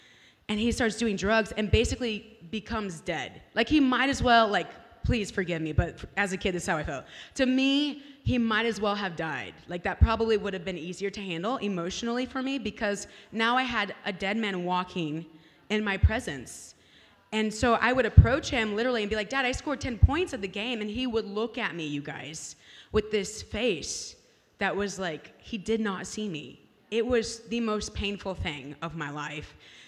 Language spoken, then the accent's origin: English; California, United States; now in Kansas City, United States; trying to make it in California. I'm a Californian, by the way.